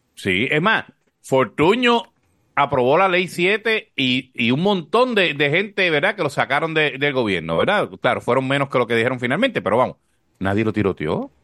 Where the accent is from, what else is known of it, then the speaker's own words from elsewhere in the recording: Corozal, Puerto Rico; moved away; mi pueblo, que siempre estoy bromeando de cuando vivía en Corozal